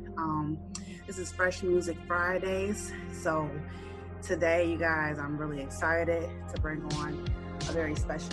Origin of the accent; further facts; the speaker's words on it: Chicago, Illinois, United States; Since you're from where I'm from, Chi-Town